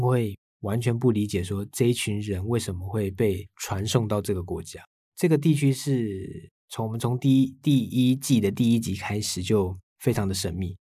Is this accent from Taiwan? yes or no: yes; Taiwan; 身为台湾人的我们